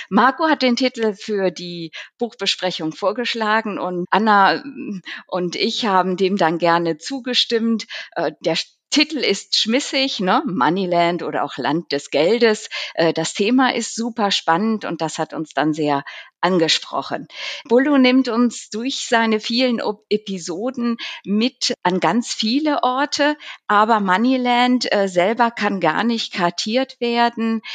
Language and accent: German; Zurich, Switzerland; selbstverständlich auch mein Heimat, unser heimatliches äh, Zürich